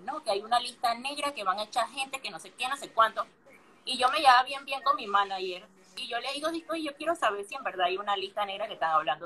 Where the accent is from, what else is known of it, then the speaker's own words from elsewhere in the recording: Panama; moved away as an adult; now in Buenos Aires, Argentina; los panameños somos los argentinos de Centroamérica